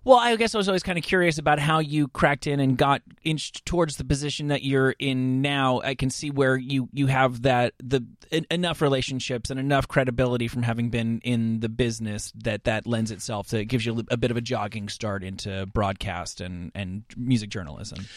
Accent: New Jersey, United States; I grew up in New Jersey as well

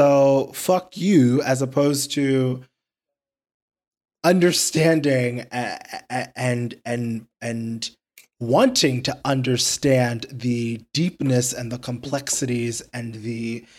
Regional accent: New York City, New York, United States; I grew up in Queens

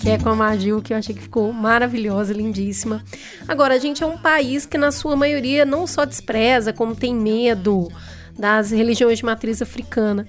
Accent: Minas Gerais, Brazil; Eu, como mineira

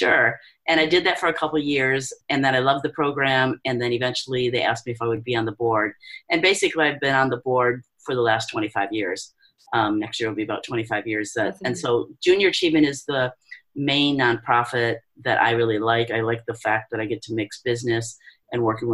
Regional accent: Detroit, Michigan, United States; moved away as an adult; now in Guam; we're both from the Detroit area

